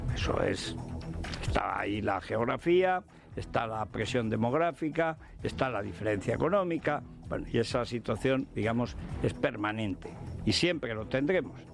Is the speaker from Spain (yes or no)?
yes; Spain; somos españoles, hemos nacido en España, tenemos la suerte de hablar español